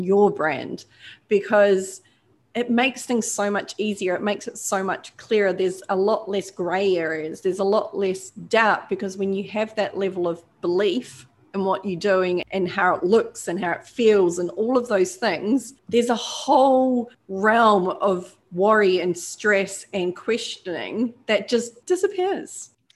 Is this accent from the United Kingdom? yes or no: no; New Zealand; now in Australia; I'm a Kiwi, but, you know, I'm adopted by now.